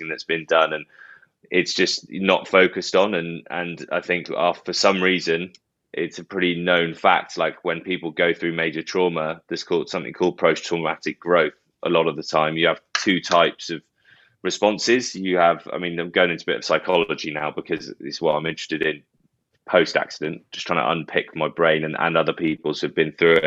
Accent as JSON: {"language": "English", "town": "Bath", "region": "South West England", "country": "United Kingdom", "tie": "born or raised there", "also_born_or_lived": "Doncaster", "moved": "as an adult", "said": "I've signed for Bath after I left school and it was my hometown club"}